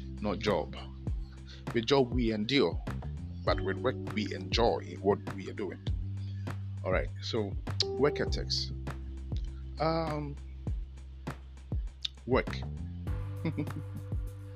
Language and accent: English; Ghana; I'm a Ghanaian